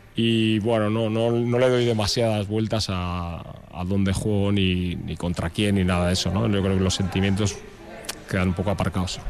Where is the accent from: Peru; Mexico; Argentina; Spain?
Spain; Portugalete, Basque Country; moved away as an adult; now in Vitoria-Gasteiz, Spain; no nací aquí, soy de Portugalete, pero vivo aquí desde, desde que vine a estudiar la carrera